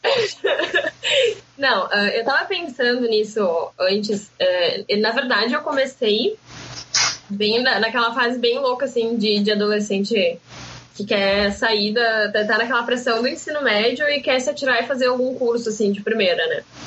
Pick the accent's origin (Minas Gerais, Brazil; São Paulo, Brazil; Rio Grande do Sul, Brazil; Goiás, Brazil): Rio Grande do Sul, Brazil; Pinhal; moved away as an adult; now in Porto Alegre, Brazil; Eu moro em Porto Alegre há seis anos, mas eu sou da praia, né? sou de Pinhal. Então voltei para casa